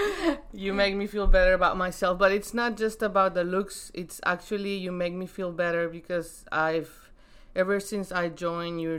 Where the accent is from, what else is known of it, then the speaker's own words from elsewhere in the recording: Mexico; My heritage, but I'm from Mexico